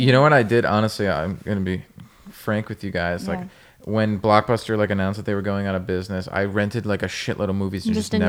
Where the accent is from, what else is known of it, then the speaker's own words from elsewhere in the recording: Connecticut, United States; There was a video store in my town. I grew up in Connecticut.